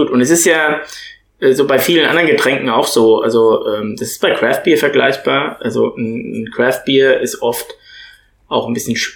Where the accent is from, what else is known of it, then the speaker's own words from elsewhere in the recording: Bad Dürkheim, Rhineland-Palatinate, Germany; Wir kommen ja beide aus Bad Dürkheim.